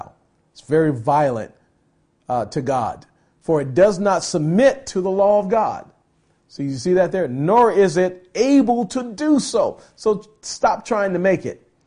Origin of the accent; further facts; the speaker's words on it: United States; I'm an American. You know, I'm thankful that I was born in this country